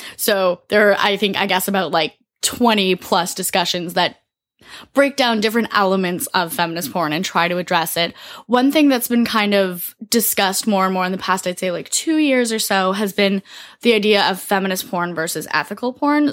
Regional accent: Toronto, Ontario, Canada; I'm from Toronto, then work is in Montreal, but I mostly live in Toronto.

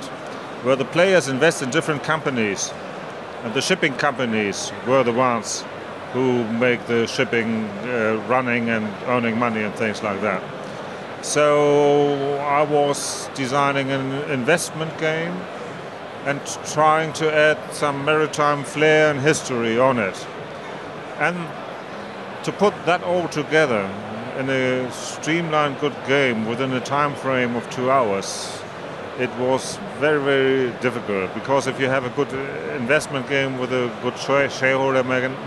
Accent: Hamburg, Germany; I was born in Hamburg, I live in Hamburg, and I will die in Hamburg

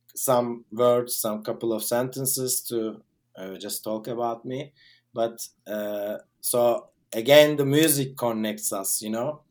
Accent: Turkey; I'm from Turkey.

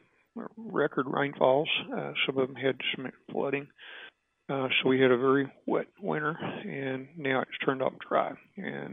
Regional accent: Gillespie County, Texas, United States; also born or lived in Kerrville, Texas; I grew up in Gillespie County. My family's ranched there for a long time

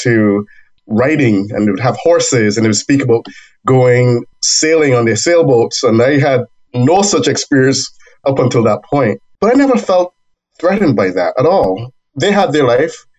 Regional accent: Barbados; now in United States; I was born in Barbados

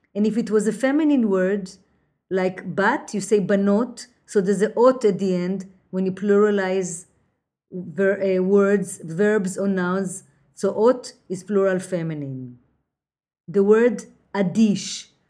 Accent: Jerusalem, Jerusalem District, Israel; also born or lived in New York City; now in New York, United States; I was born in Jerusalem and when I moved to New York

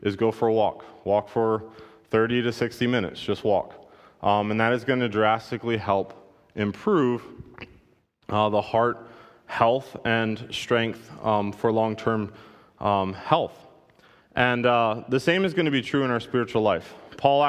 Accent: United States; I stand out as an American

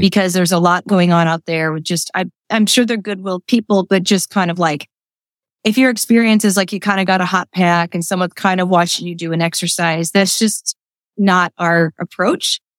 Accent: Midwest, United States; moved away as an adult; also born or lived in New York City; now in Lancaster, United States; I grew up in the Midwest

